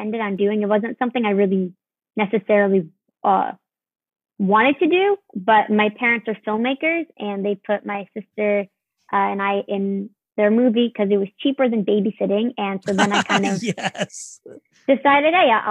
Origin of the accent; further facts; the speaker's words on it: New York City, New York, United States; I'm originally from New York City, and I was living out there